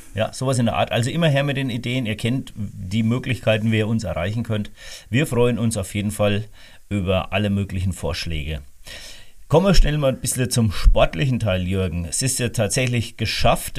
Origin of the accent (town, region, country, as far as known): Rhön, Germany